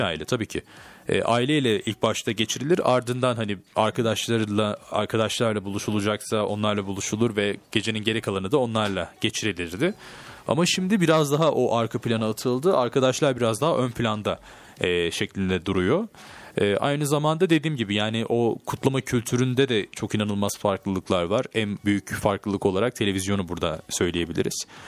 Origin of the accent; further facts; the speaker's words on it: Turkey; Türk'üm Fransız değilim